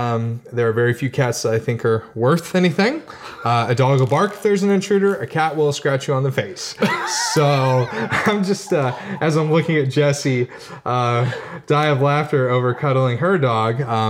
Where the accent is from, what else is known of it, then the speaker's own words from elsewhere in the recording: St. Louis, Missouri, United States; also born or lived in St. Peter's, Missouri / Wildwood, Missouri; I grew up in St. Louis, but I was born in St. Peter's.